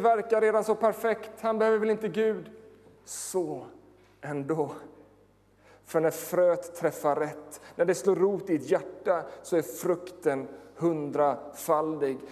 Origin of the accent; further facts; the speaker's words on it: Sweden; Jag är född i Småland